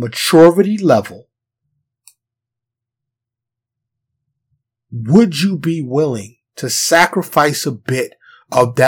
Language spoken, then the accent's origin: English; New York City, New York, United States; first language English; I'm from New York. Born and raised, native New Yorker, New York City